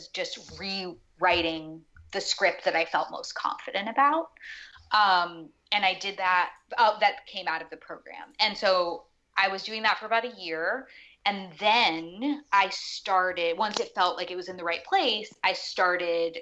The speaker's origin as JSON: {"language": "English", "town": "New York City", "region": "New York", "country": "United States", "tie": "born or raised there", "also_born_or_lived": "Connecticut", "said": "both of us are born and raised in New York City"}